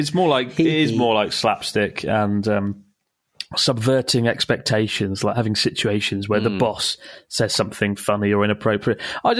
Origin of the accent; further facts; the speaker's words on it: Italy; English is a second language; moved away as an adult; now in Gloucester, United Kingdom; It's … from Gloucester, but I'm originally from Italy. I moved here 3 years ago to work in the brewing industry.